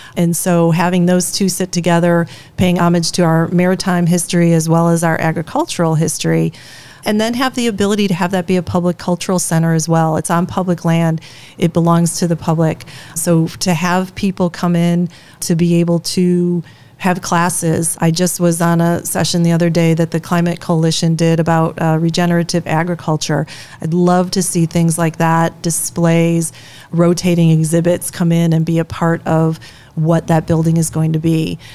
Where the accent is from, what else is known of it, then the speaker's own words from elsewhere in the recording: Chicago, Illinois, United States; now in Sturgeon Bay, United States; I grew up in Chicago